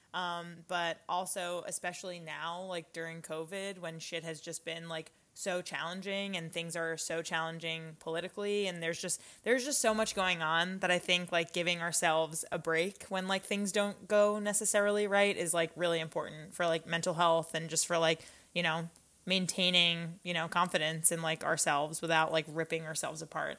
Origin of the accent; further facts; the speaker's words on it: Long Island, New York, United States; I was born on Long Island and was on Long Island like when, you know, 9/11 happened and I just feel like as a New Yorker